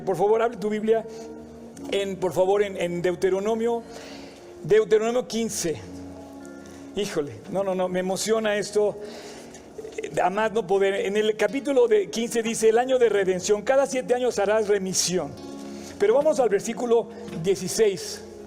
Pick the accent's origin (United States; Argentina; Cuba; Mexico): Mexico; me siento muy orgulloso de ser mexicano